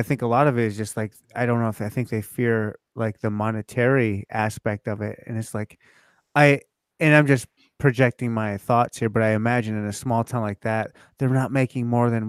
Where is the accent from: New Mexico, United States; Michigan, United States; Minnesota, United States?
Michigan, United States; moved away; I've lived all over the country. I was a military brat, but I was born and raised in Michigan. I claim that as home.